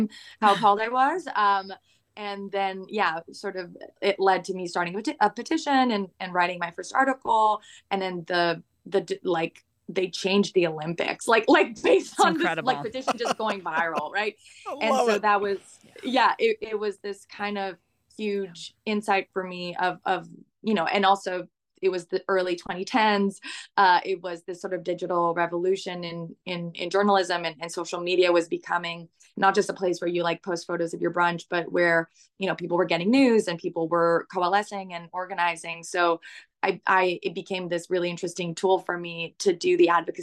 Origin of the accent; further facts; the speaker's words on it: Montreal, Quebec, Canada; I was born in Montreal, in Canada